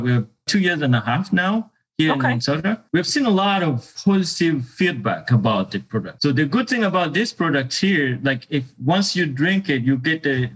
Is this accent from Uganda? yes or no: yes; Uganda; moved away as an adult; I was born and raised in Uganda